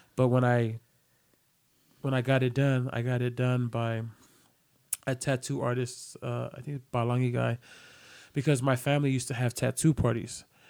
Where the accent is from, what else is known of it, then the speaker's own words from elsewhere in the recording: San Francisco, California, United States; I'm Samoan. This is my culture, but I also was, you know, born and raised in San Francisco